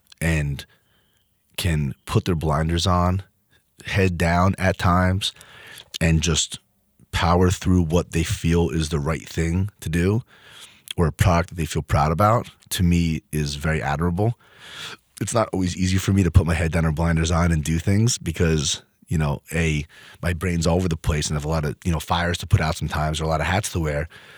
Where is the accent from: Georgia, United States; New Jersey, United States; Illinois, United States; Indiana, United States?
New Jersey, United States; Freehold; Like, I grew up in Freehold.